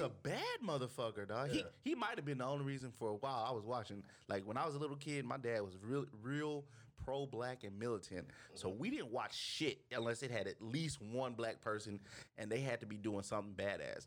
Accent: Houston, Texas, United States; I grew up in Houston, so like Houston is very diverse

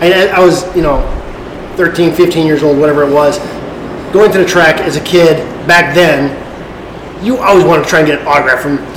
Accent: Wisconsin, United States; moved away as an adult; I grew up in Wisconsin. Yeah. Lived there for 40 years. You know, that's Midwest.

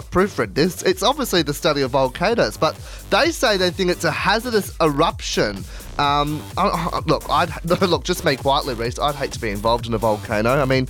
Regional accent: Sydney, New South Wales, Australia; also born or lived in Cairns; now in Central Coast, Australia; I was born in Sydney, so I grew up here for like the first 9 years.

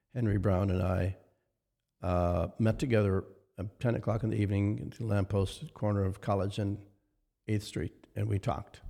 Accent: near Winnipeg, Manitoba, Canada; born or raised there

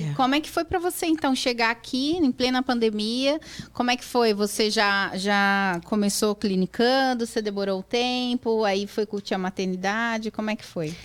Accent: São Paulo, Brazil; now in United States; sou de Sampa

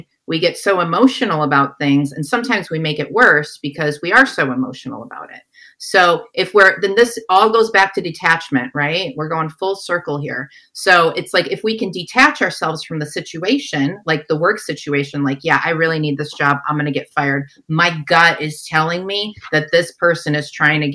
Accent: Detroit, Michigan, United States; moved away as an adult; also born or lived in San Francisco; my sister, we're from Detroit. We came out to San Francisco together and I was 19 at the time

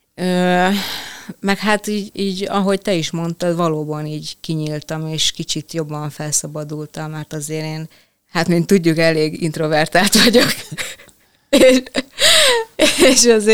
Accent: Veszprém, Veszprém County, Hungary; amikor már ugye kellett gondolkozni, hogy mi legyen a szakma, vagy egyáltalán hova tovább, akkor itt Veszprémben

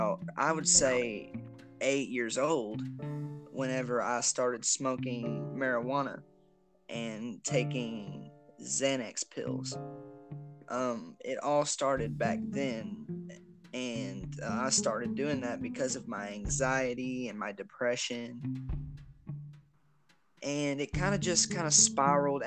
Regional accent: Versailles, Kentucky, United States; moved away; I am from Versailles, Kentucky, originally

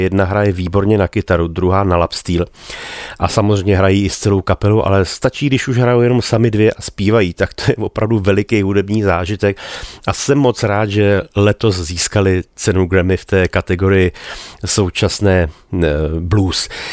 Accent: Bohemia, Czechia; u nás v Čechách

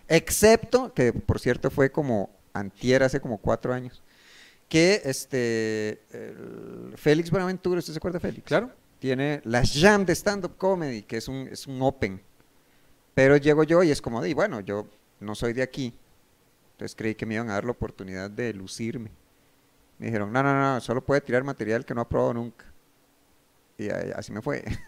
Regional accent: Costa Rica; soy de Costa Rica

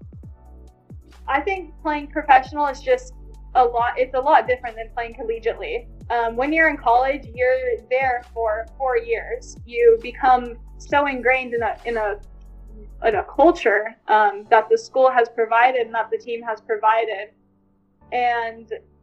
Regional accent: San Diego, California, United States; So I'm from San Diego, California. And I went to Mission Bay High School

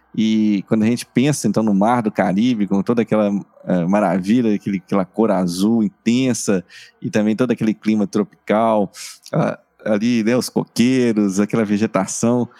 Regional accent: Brazil; nós somos brasileiros

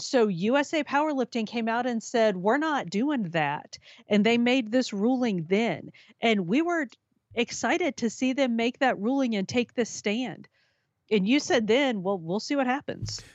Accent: Minnesota, United States; in my home state of Minnesota

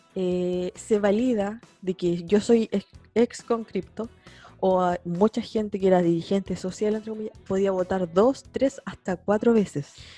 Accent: San Javier, Maule, Chile; now in Concepción, Chile; yo soy de San Javier y yo vivo en Conce

